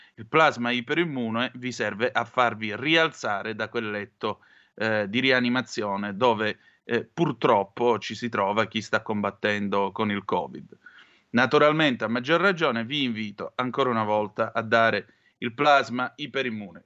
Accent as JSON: {"language": "Italian", "town": "Vibo Valentia", "region": "Calabria", "country": "Italy", "moved": "as an adult", "said": "io sono di Vibo Valencia e come vede parlo così"}